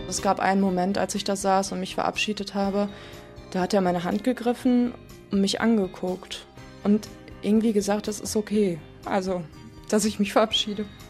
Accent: Ruhr area, North Rhine-Westphalia, Germany; now in Essen, Germany; ich komme aus dem Ruhrgebiet

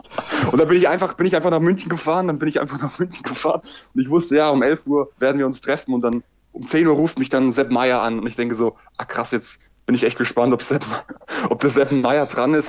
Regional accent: Styria, Austria; also born or lived in Graz; now in Jena, Germany; ich bin eigentlich ein Steirer, ein Steirer

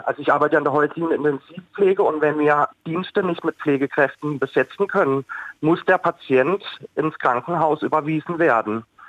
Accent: Oberkirch, Baden-Württemberg, Germany; Ich komme aus Oberkirch, bin gelernter Altenpfleger

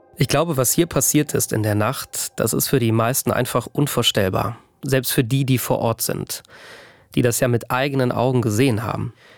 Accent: Bad Neuenahr-Ahrweiler, Rhineland-Palatinate, Germany; komme aus Bad Neuenahr-Ahrweiler, einem der Orte im Ahrtal, in denen seit dieser Flut nichts mehr ist, wie es war

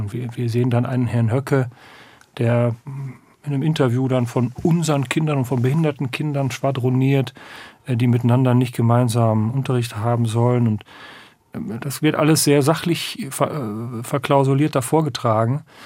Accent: western Münsterland, North Rhine-Westphalia, Germany; ich komme, kämen aus Westfalen, stimmt noch genau, aus dem westlichen Münsterland

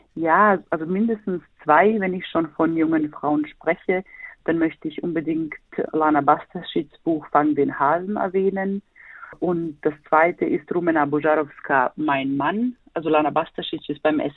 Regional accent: Sarajevo, Federation of Bosnia and Herzegovina, Bosnia & Herzegovina; now in Berlin, Germany; bin gebürtige Bosnierin, komme aus Sarajevo, lebe aber in Berlin

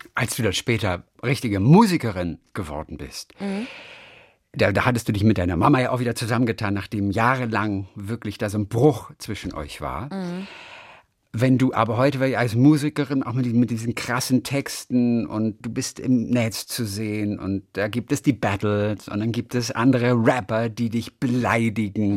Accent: Germany; ich halte da knallhart dagegen als Deutscher

